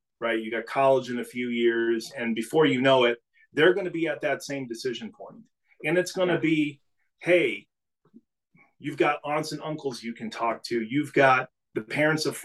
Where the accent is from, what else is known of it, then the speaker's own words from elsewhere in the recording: New England, United States; also born or lived in Maine; growing up in New England, I went to school in Maine